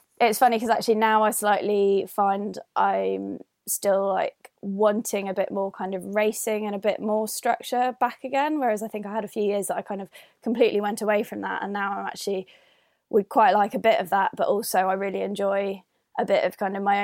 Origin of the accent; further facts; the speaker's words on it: Northern Ireland, United Kingdom; moved away as an adult; also born or lived in London; now in Edinburgh, United Kingdom; I am currently residing in Edinburgh, but I grew up in Northern Ireland.